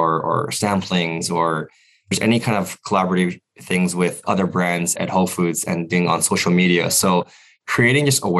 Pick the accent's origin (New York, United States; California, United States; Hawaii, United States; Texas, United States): Hawaii, United States; moved away as an adult; I grew up in Hawaii. And yeah. Until I was in college, I lived in Hawaii.